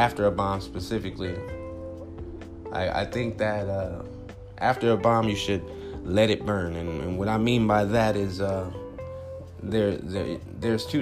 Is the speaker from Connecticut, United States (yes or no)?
no; Compton, California, United States; now in Phoenix, United States; I'm originally from Compton, California